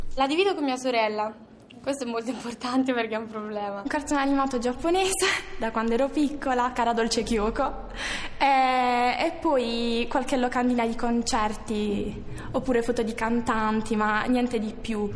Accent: Bari, Apulia, Italy

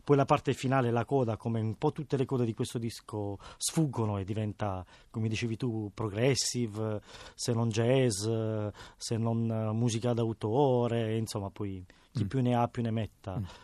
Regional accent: Bari, Apulia, Italy; Io sono cresciuto giocando a Bari per strada

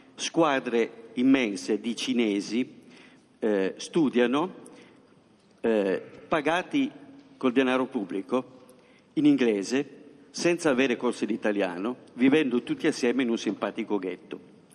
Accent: Turin, Piedmont, Italy; Io vengo da Torino

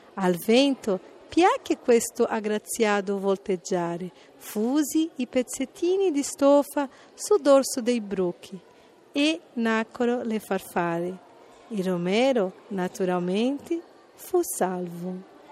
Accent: São Paulo, Brazil; Italian is a second language; now in Italy; sono brasiliana di San Paolo

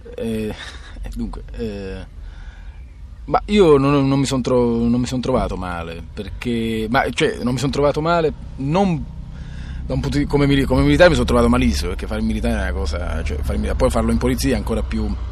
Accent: Ascoli Satriano, Apulia, Italy; moved away as an adult; in provincia di Foggia, Ascoli Satriano

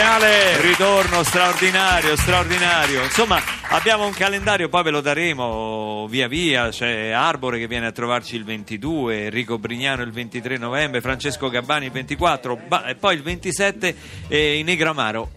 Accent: Rome, Lazio, Italy; io romano

